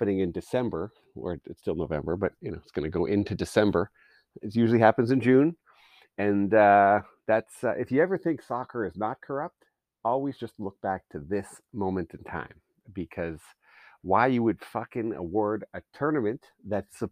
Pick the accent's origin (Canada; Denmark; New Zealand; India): Canada